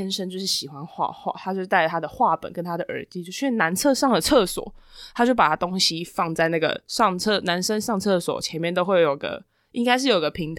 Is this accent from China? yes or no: no; Taiwan; 然后我们台湾人就是坐搭第二班接驳车